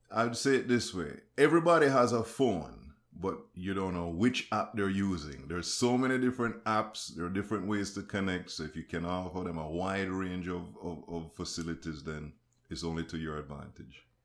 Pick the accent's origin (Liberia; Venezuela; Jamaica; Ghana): Jamaica; I'm Jamaican